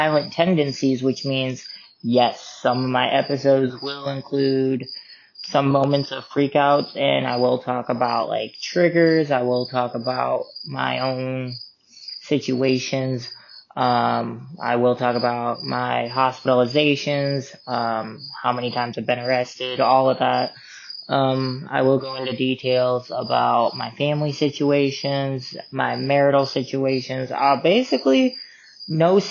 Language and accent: English; Sioux Falls, South Dakota, United States; growing up in Sioux Falls, South Dakota